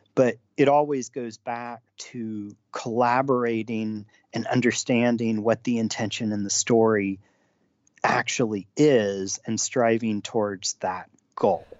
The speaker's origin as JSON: {"language": "English", "country": "United States", "said": "as an American"}